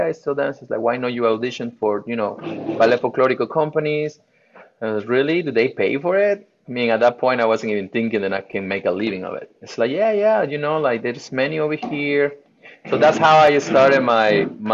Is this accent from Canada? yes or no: no; Veracruz, Mexico; moved away; I was born in Veracruz, Mexico, born and raised in Veracruz, Mexico